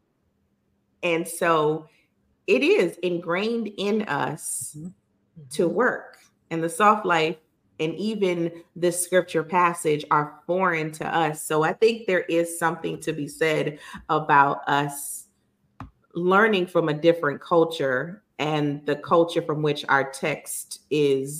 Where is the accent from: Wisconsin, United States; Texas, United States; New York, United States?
New York, United States; New York City; growing up in Brooklyn, the Jewish community is strong